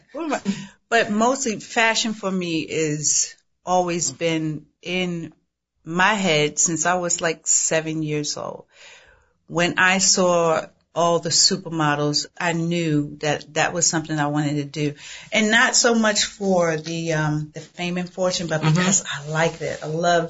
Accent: Baltimore, Maryland, United States; moved away as an adult; also born or lived in Washington Heights, New York; now in New York, United States; grew up between both Washington Heights. I know y'all out there. What's up, Washington Heights? And Baltimore. Mm-hmm. And that Baltimore, Latrobe Projects, East Baltimore.

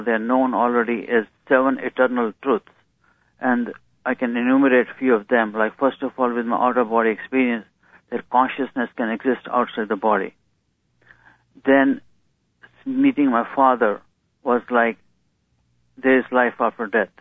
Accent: India; moved away as an adult; now in United States; my growing up in India

